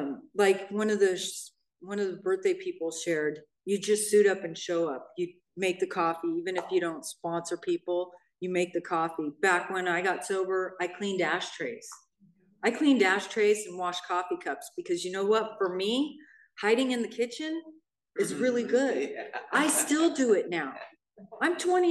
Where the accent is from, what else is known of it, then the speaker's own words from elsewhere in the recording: Hermosa Beach, California, United States; now in Redondo Beach, United States; I grew up in Hermosa Beach, which is right next to Manhattan, or Redondo Beach, where I live now.